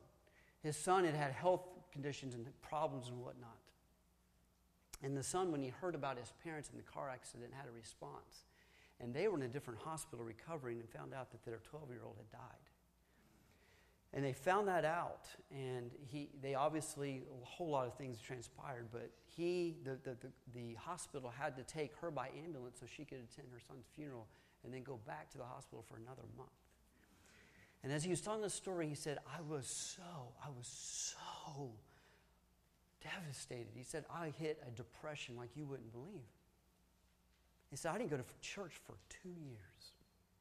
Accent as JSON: {"language": "English", "region": "Tennessee", "country": "United States", "said": "I'm from Tennessee."}